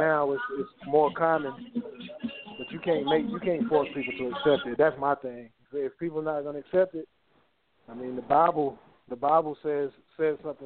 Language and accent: English; North Carolina, United States; I'm from North Carolina